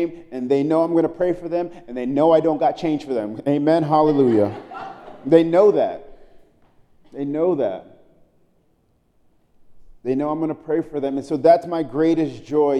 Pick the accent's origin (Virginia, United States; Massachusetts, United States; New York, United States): New York, United States; New York City; moved away; I'm from Brooklyn, New York. I grew up in the 90s.